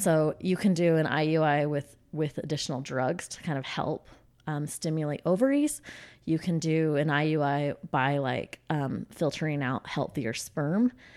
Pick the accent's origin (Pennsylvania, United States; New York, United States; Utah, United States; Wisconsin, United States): Utah, United States; I grew up in Utah. Um, have never lived out of state